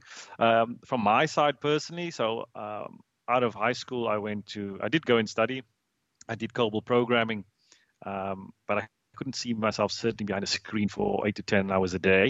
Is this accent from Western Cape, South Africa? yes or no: yes; Cape Town, Western Cape, South Africa; moved away as an adult; also born or lived in Hong Kong / United States / London / United Arab Emirates; I was born and raised in Cape Town, South Africa